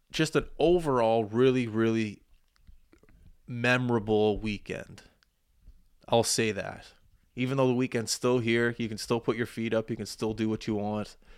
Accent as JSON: {"language": "English", "town": "Halifax", "region": "Nova Scotia", "country": "Canada", "tie": "born or raised there", "said": "I was born in Halifax"}